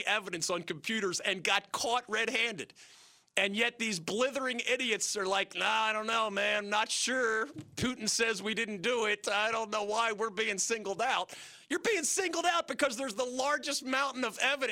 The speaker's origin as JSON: {"language": "English", "country": "United States", "said": "as an American"}